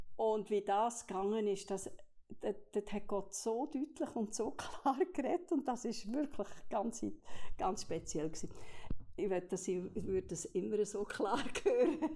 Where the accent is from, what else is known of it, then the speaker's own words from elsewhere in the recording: Olten, Solothurn, Switzerland; moved away as an adult; also born or lived in French-speaking Switzerland / England / Bern / Basel; ich bin aufgewachsen in Olten